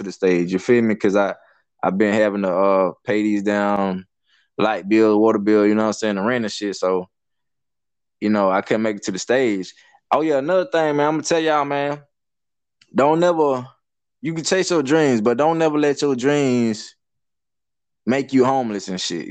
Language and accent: English; Hartsville, South Carolina, United States; a little country area called Birdtown. I mean, that's like on the outskirts of Hartsville, Side Hill. It's in Darlington County